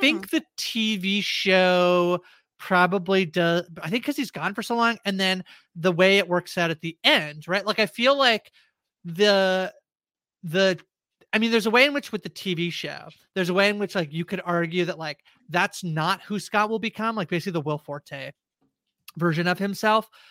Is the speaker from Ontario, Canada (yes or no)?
yes; small town outside of Toronto, Ontario, Canada; moved away as an adult; now in Toronto, Canada; I grew up in a very small town outside of Toronto about two-ish hours